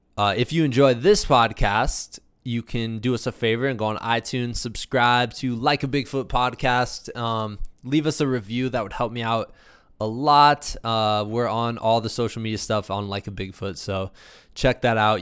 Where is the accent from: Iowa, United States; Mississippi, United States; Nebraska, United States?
Iowa, United States; Muscatine; moved away as an adult; now in Colorado, United States; I'm from Muscatine